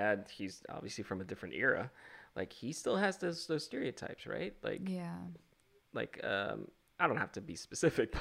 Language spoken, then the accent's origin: English; Philippines; also born or lived in Chicago; I'm from the Philippines.